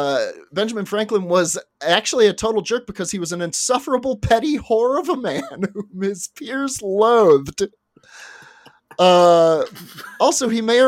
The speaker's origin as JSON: {"language": "English", "region": "Scotland", "country": "United Kingdom", "said": "I'm from Scotland."}